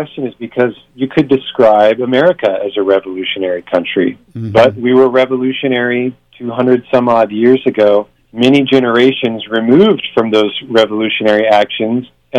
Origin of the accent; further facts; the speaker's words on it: Florida, United States; I grew up in Florida